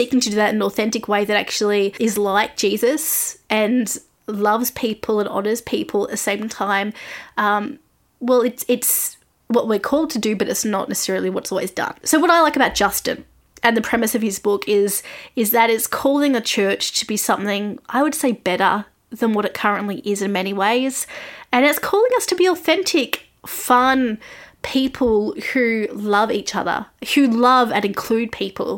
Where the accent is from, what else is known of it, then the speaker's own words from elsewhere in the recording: Australia; I'm an Australian music journalist